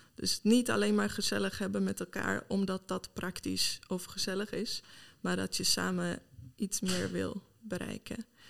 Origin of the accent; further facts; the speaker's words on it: Sweden; Dutch is a second language; moved away as an adult; also born or lived in Malmö, Sweden / England / Enschede, Netherlands; now in Netherlands; Ik kom oorspronkelijk uit Zweden.